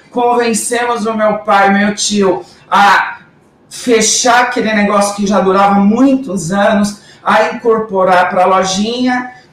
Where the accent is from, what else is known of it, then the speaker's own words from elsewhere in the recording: Guarulhos, São Paulo, Brazil; por algo que eu nunca tinha feito por Guarulhos, minha cidade natal.